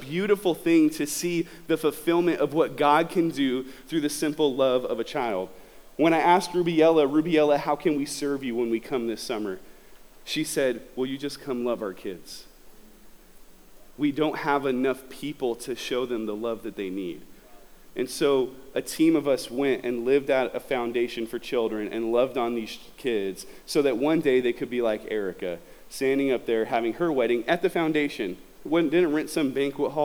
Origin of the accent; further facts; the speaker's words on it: Southern California, United States; I'm from Southern California